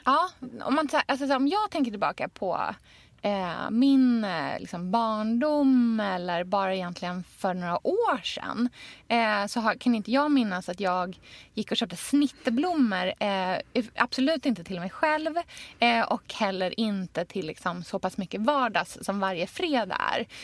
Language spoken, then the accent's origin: Swedish; Australia; now in Sweden; jag är uppvuxen i Australien